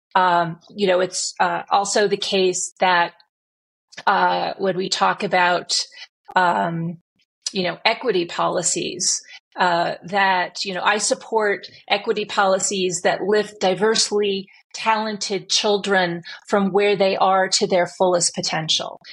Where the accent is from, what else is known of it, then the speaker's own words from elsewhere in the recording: Omaha, Nebraska, United States; I grew up in Omaha, Nebraska